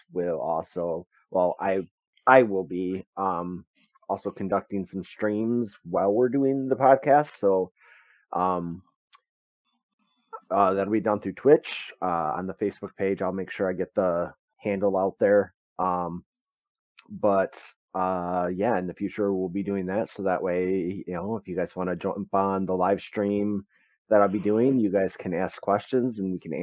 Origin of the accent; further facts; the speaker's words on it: Michigan, United States; we're actually from Michigan